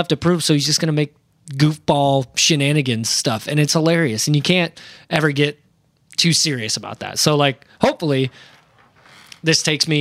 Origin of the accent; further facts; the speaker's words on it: Iowa, United States; my hometown got hit